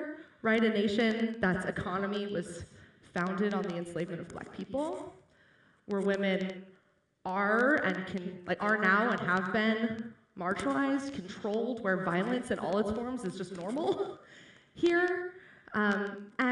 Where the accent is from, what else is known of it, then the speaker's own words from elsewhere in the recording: Upper Arlington, Ohio, United States; I grew up in Upper Arlington